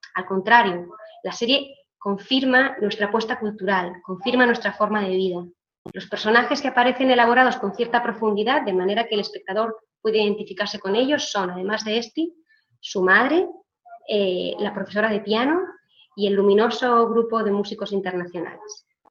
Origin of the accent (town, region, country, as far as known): Israel